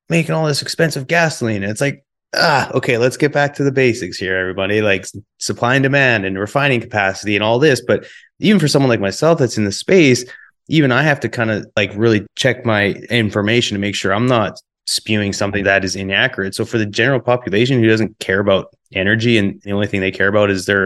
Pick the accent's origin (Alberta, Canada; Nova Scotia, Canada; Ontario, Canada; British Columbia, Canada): Alberta, Canada; Calgary